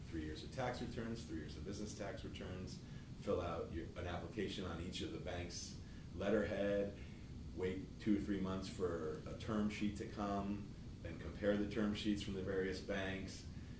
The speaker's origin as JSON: {"language": "English", "region": "New York", "country": "United States", "also_born_or_lived": "Hollywood / Northern California", "moved": "as an adult", "lives_now": "Sacramento, United States", "said": "I'm an attorney from New York."}